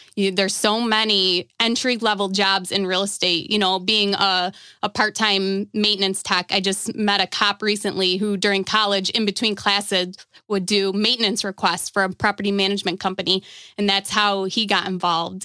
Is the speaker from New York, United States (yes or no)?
yes; Buffalo, New York, United States; I'm from Buffalo, New York